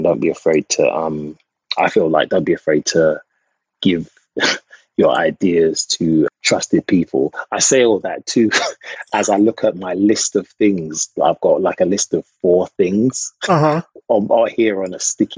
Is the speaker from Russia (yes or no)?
no; England, United Kingdom; moved away as an adult; now in United States; I'm from England.